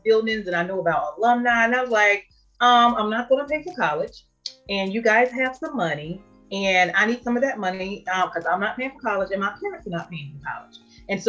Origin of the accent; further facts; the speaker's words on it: Durham, North Carolina, United States; I'm from Durham, North Carolina